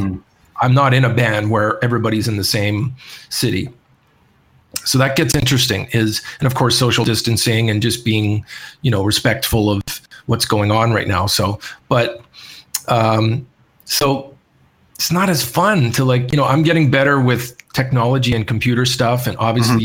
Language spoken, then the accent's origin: English; Canada; moved away; when I was in Canada last year for a little bit in my hometown